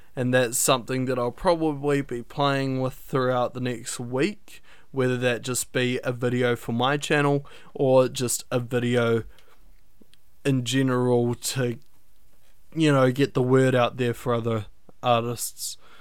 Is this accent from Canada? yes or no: no; New Zealand; I'm from New Zealand